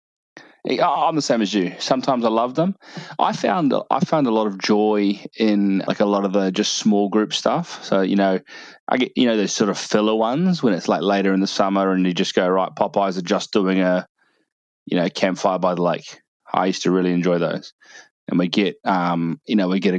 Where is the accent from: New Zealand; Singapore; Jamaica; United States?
New Zealand; as a New Zealander